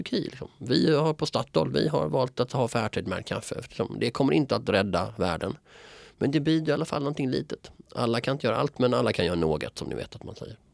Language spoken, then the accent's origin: Swedish; Malmö, Skåne, Sweden; moved away; I mina hemtrakter, liksom, jag menar, så finns det också, jag menar, du har ju Rosengård